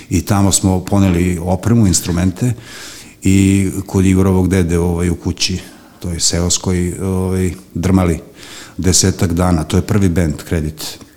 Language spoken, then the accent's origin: Croatian; Belgrade, Serbia; also born or lived in Banatski Karlovac, Banat; ja sam dete vračara tako što sam uh, od rođenja boravio na vračaru, a obzirom da sam rođen u Banatu